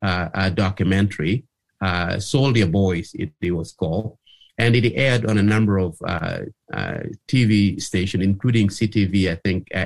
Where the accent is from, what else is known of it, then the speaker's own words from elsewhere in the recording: Gulu, Northern Region, Uganda; moved away as an adult; also born or lived in Tororo, Uganda / Kenya / Kingston, Canada / Ottawa, Canada; now in Canada; in all of my life, growing up in Gulu town